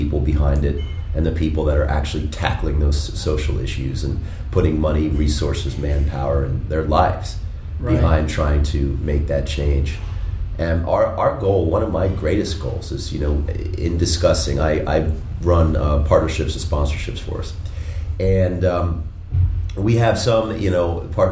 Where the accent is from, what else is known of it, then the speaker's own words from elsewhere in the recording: Washington, District of Columbia, United States; now in Denver, United States; I grew up in the Washington, D.C. area.